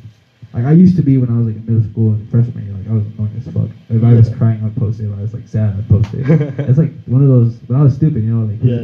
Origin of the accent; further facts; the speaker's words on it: El Paso, Texas, United States; born there; also born or lived in Mexico City, Mexico / Juarez, Mexico; I was born here in El Paso, and then I went to Mexico City to live for a couple of years. Came to Juarez, and then I came back to El Paso.